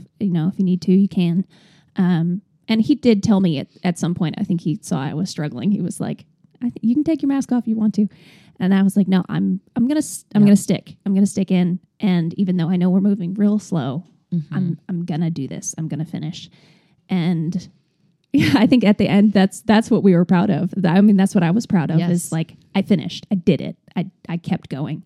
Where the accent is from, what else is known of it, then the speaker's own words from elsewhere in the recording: New York, United States; I'm also from New York.